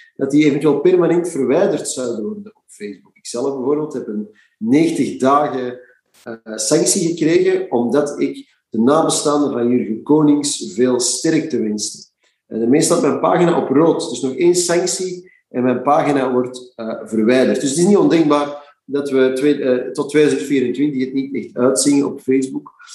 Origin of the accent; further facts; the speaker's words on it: Flanders, Belgium; in mijn hart bloed als Vlaming